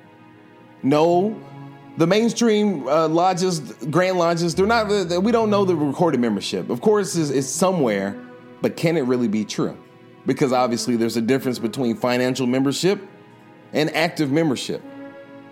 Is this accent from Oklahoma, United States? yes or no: no; Mississippi, United States; I'm from Mississippi